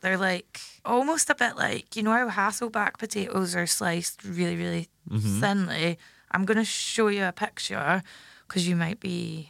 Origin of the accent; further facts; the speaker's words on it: Scotland, United Kingdom; when I was growing up in Scotland